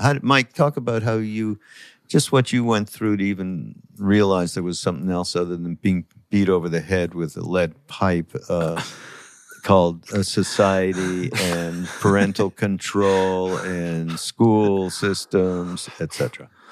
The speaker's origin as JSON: {"language": "English", "country": "Canada", "said": "I'm from Canada"}